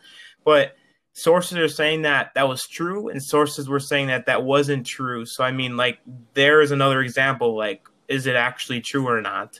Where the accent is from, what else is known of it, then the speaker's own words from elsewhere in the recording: Shawano, Wisconsin, United States; I born and raised in Shawano, have not left this area in 18 years